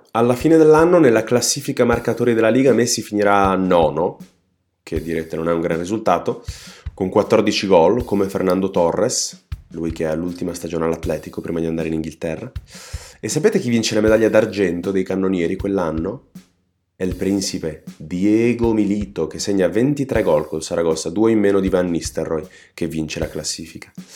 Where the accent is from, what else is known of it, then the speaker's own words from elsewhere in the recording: Trentino-Alto Adige, Italy; sono trentino